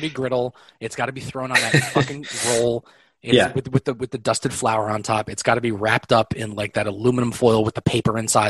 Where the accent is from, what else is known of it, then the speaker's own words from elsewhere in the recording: New York City, New York, United States; now in Northern Westchester, United States; I was born in Manhattan. I love the city. And I love that even now that I live up in Northern Westchester, I'm still only like an hour drive ish away from the city.